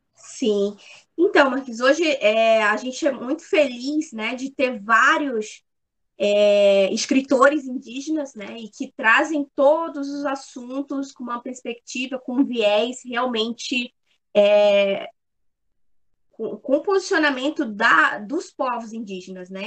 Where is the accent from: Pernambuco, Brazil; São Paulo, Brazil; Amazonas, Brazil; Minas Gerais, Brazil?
Amazonas, Brazil; Manaus; now in Criciúma, Brazil; sou nascida em Manaus, né, no estado do Amazonas